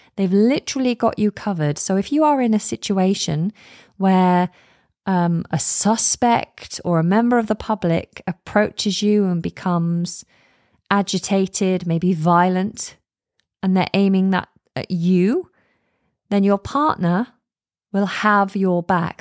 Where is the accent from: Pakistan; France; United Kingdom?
United Kingdom; I'm British